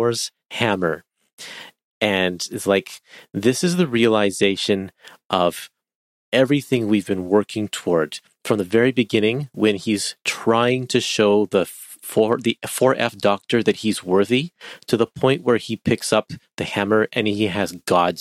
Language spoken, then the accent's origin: English; Canada; I'm Canadian